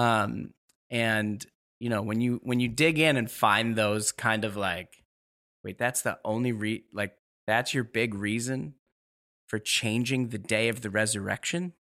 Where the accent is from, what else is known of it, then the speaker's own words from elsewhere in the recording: New York City, New York, United States; moved away as an adult; also born or lived in Ashland, Oregon; now in Seattle, United States; I grew up in New York